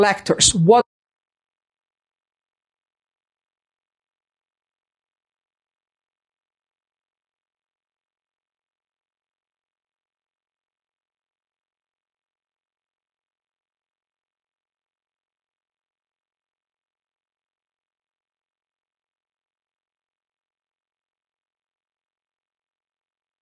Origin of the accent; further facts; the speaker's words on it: Brazil; moved away as an adult; now in Utah, United States; I came from Brazil